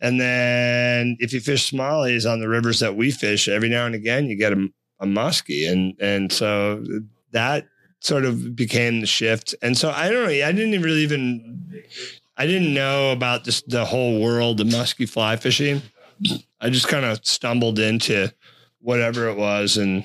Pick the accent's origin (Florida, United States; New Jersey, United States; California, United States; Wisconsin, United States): Wisconsin, United States; Menomonie; I grew up in Menominee, Wisconsin